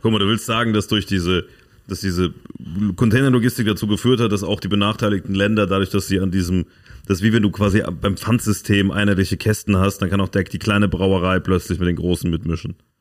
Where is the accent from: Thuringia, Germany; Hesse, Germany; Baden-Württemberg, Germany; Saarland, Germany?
Saarland, Germany; da, wo ich herkomme, Saarland